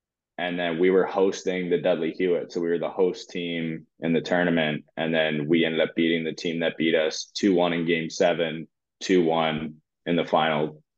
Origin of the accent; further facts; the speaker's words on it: Cobourg, Ontario, Canada; Coburg was my hometown team, and the biggest rivalry was Coburg. So I used to love driving 2 minutes to the rink